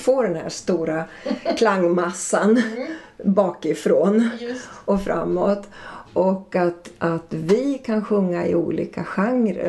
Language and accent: Swedish; Ludvika, Dalarna County, Sweden; där jag växte upp i Ludvika i Dalarna